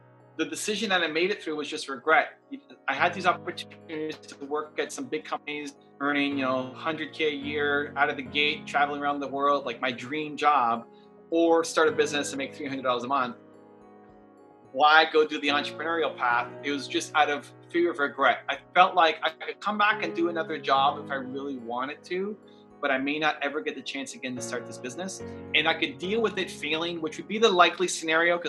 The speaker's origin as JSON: {"language": "English", "town": "Toronto", "region": "Ontario", "country": "Canada", "tie": "born or raised there", "said": "I'm Canadian, born and raised in Toronto, Canada."}